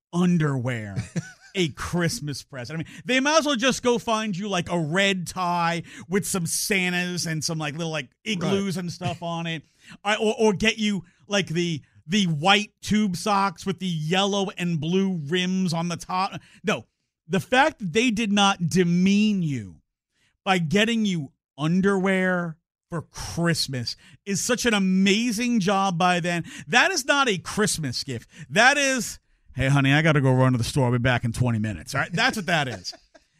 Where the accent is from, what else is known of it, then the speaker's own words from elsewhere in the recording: New York, United States; My birthday's in the middle of the year, and growing up in New York, it was right around graduation time.